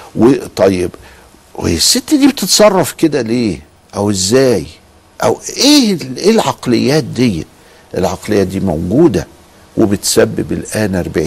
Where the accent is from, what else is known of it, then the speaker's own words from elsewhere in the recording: Egypt; إحنا عندنا في مصر